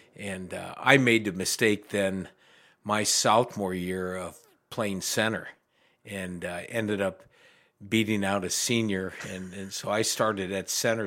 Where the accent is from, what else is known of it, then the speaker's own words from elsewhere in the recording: Mansfield, Ohio, United States; I'm from Mansfield originally